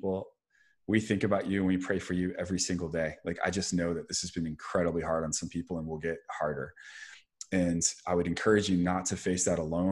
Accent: Dallas, Texas, United States; moved away; Growing up in Dallas

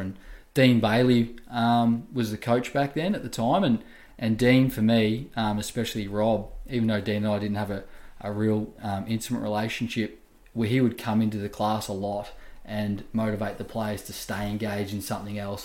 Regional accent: Wangaratta, Victoria, Australia; I'm from Wangaratta originally. Um, and you know, I grew up playing a lot of sports, um, like you do in the country town

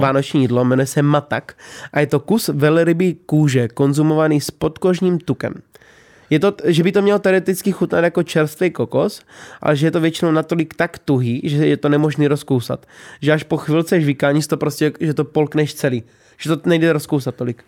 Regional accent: Bohemia, Czechia; u nás v Čechách

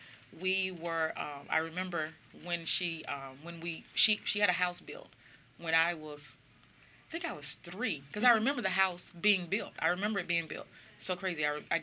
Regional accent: Mississippi, United States; So I think the best word that I could choose for growing up in Mississippi, growing up the way I did, was mm-hmm. life-changing.

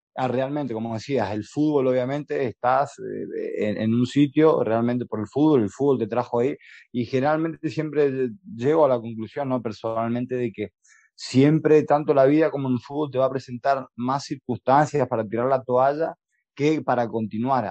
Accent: Santiago del Estero, Argentina; los santiagueños que dormimos la siesta

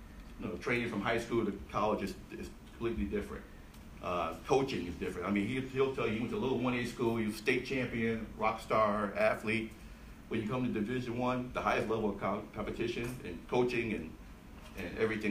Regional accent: Buffalo, New York, United States; moved away as an adult; East side of Buffalo

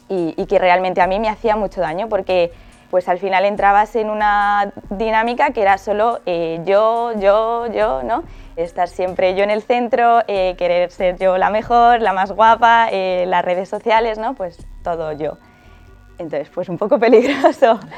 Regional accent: Alcalá de Henares, Community of Madrid, Spain; tengo 20 años, soy de Alcalá de Henares

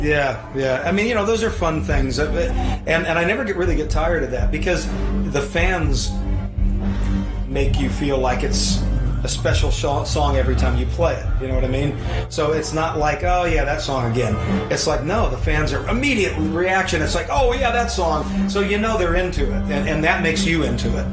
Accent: Oakland, California, United States; born and raised near Oakland

